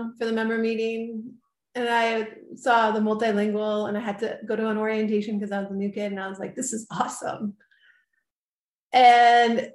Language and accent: English; Massachusetts, United States; now in Los Angeles, United States; I grew up in Massachusetts, but I moved to Los Angeles in 1997